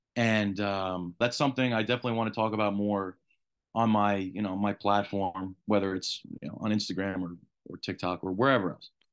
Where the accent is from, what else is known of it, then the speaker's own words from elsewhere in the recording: New York, United States; even as a New Yorker